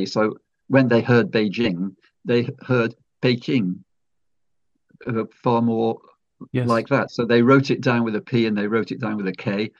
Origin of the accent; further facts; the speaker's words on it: Stoke-on-Trent, West Midlands, United Kingdom; If we go to my home city of Stoke-on-Trent, one of the towns which make up the city is called Burslem. And the local pronunciation is Boslem.